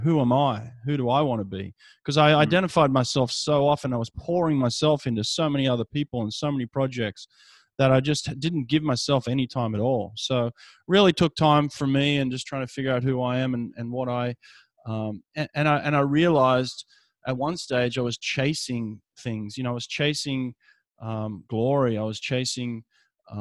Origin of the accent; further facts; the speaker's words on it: Sydney, New South Wales, Australia; now in Alabama, United States; growing up in Sydney